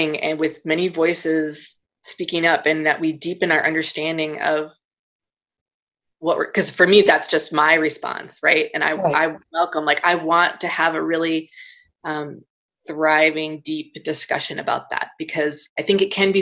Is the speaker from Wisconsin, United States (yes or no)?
yes; Wisconsin, United States; now in California, United States; I grew up in Wisconsin